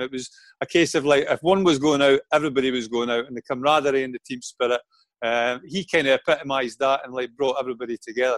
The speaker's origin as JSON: {"language": "English", "town": "Falkirk", "region": "Scotland", "country": "United Kingdom", "tie": "born or raised there", "moved": "as an adult", "said": "I only played 22 games for Falkirk, my hometown club"}